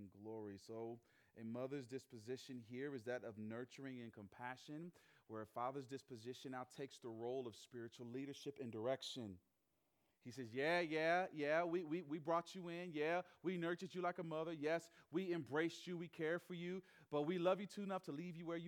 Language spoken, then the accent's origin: English; the South, United States; moved away as an adult; also born or lived in Chicago, Illinois; I'm from the South. My parents are from the Northeast. My mom's from Philly. My dad's from Jersey. They're city people living down South